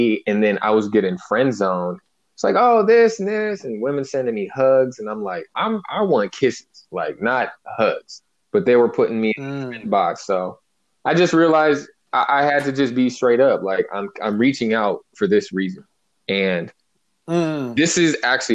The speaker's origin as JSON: {"language": "English", "area": "Bay Area", "region": "California", "country": "United States", "tie": "born or raised there", "also_born_or_lived": "Santa Barbara", "moved": "as an adult", "said": "I'm from the Bay Area. I'm from working class, you know, hip hop, baggy jeans"}